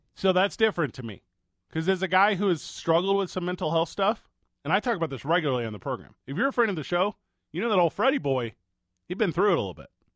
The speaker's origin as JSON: {"language": "English", "town": "St. Louis", "region": "Missouri", "country": "United States", "tie": "born or raised there", "moved": "yes", "lives_now": "Albuquerque, United States", "said": "Live from my hometown of Saint Louis, Missouri"}